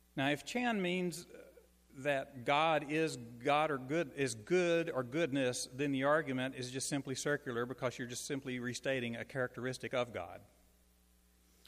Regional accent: Shreveport, Louisiana, United States; I'm a native of Shreveport

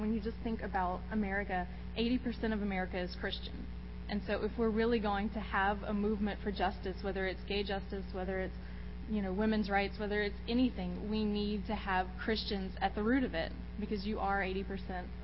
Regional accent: Eunice, Louisiana, United States; I'm from South Louisiana, so I was raised Catholic, very Catholic

